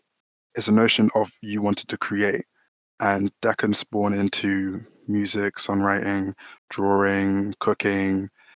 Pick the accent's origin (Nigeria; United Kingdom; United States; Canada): United Kingdom; London; So I was born in London, born and raised in South London